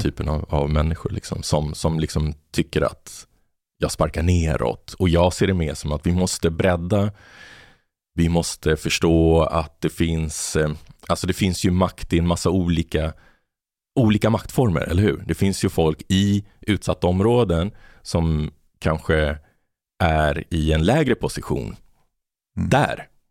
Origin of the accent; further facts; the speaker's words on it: Botkyrka, Stockholm County, Sweden; moved away as an adult; also born or lived in Argentina / Malmö; där jag växte upp i Botkyrka